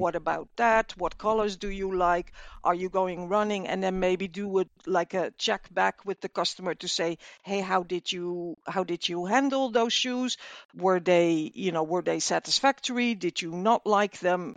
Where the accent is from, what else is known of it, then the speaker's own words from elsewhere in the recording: Netherlands; I'm from the Netherlands